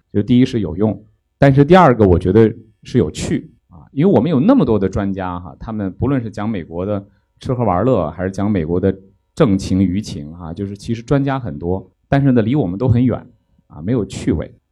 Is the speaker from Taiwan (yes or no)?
no; northern China, China; moved away as an adult; also born or lived in Fuzhou; now in Beijing, China; 我是北方人